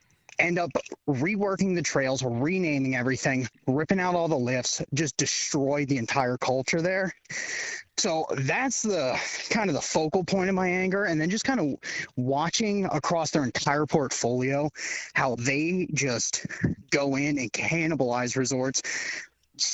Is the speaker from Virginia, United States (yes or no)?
no; Central Pennsylvania, United States; growing up in Central PA, diehard skier.